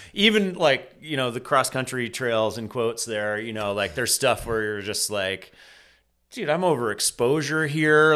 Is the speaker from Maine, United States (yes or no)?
yes; near Sugarloaf, Maine, United States; sugar loaf shaped me in so many ways and, you know, growing up just down the road